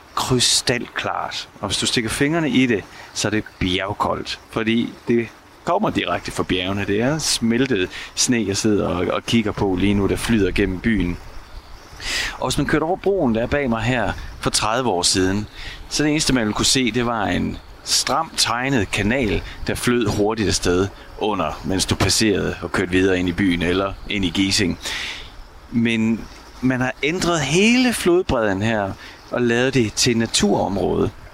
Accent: Denmark; moved away as an adult; now in Munich, Germany; hjemme i Danmark

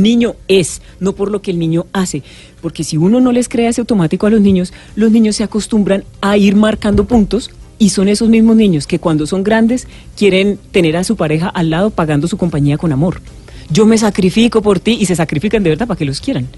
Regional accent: Bucaramanga, Santander, Colombia; accent: Santander; now in Bogotá, Colombia; yo, como habrán podido sentir en el mm. acento, parece que hubiera llegado en Copetrán de las 5 de la tarde de ayer de Bucaramanga.

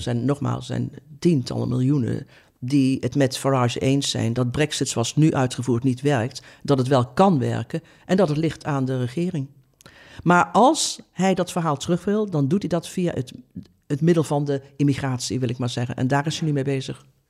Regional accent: Oosterhout, North Brabant, Netherlands; Oosterhout, waar ik vandaan kom

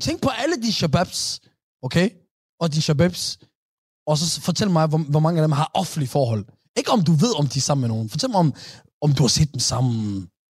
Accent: Somalia; vores somaliske folk

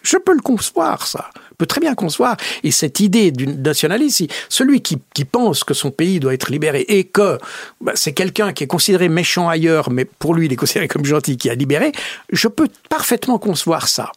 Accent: Switzerland; je suis suisse, mais avec euh, une bonne partie de ma famille qui est française

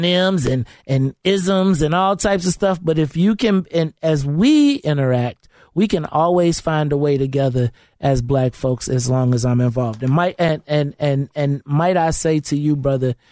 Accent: Bolingbrook, Illinois, United States; I grew up in Bolingbrook.

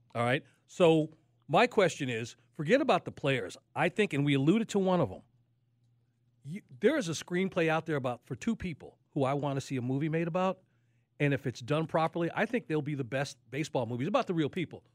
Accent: Chicago, Illinois, United States; moved away; I grew up in Chicago

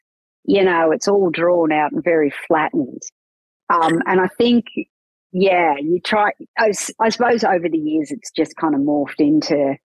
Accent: Newcastle, New South Wales, Australia; accent: Australian; I sound a lot like I'm less from Newcastle now. But I had a lot broader Australian accent 20 years ago, probably.

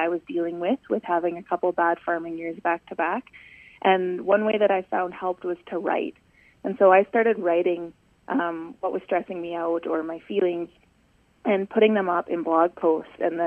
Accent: Calgary, Alberta, Canada; moved away as an adult; now in Saskatchewan, Canada; I grew up in Calgary, Alberta, which is quite a large city

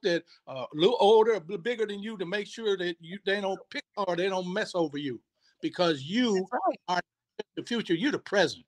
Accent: Sacramento, California, United States; I'm from Sacramento, born and bred

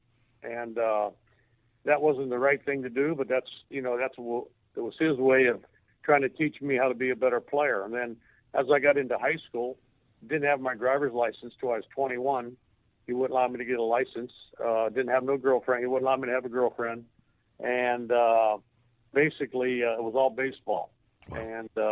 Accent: Steubenville, Ohio, United States; growing up in my hometown here of Steubenville, Ohio

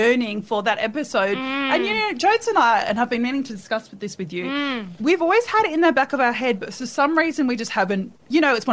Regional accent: Perth, Western Australia, Australia; moved away; also born or lived in Sydney; I grew up in Scarborough Beach in Perth.

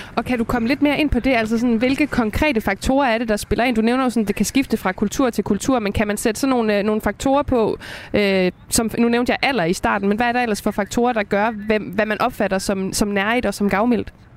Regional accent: West Jutland, Denmark; jeg er selv fra Vestjylland

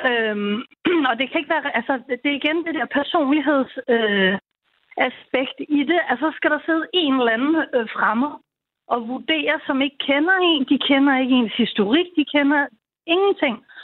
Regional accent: North Zealand, Capital Region of Denmark, Denmark; moved away as an adult; now in Region Zealand, Denmark; jeg er fra Nordsjælland øhm, og har haft læge der, siden jeg var, ja, blev barn. Og nu bor jeg så i Region Sjælland.

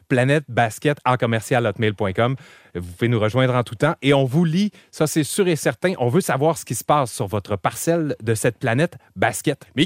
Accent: Montreal, Quebec, Canada; J'ai grandi à Parc Extension.

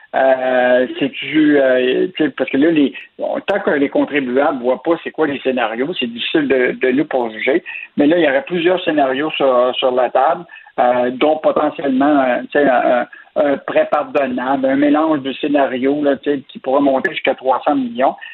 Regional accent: Quebec, Canada

